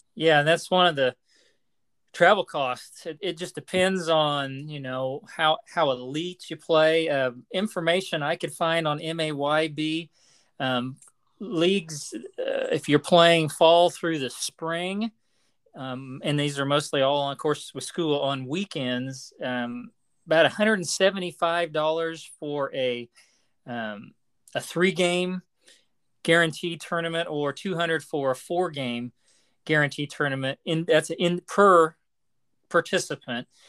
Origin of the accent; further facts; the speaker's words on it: Lyons, Kansas, United States; the junior high there where I grew up in Lyons